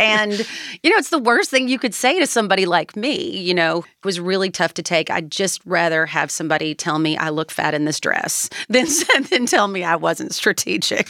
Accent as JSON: {"language": "English", "region": "Kentucky", "country": "United States", "tie": "born or raised there", "said": "I was born and raised in Kentucky."}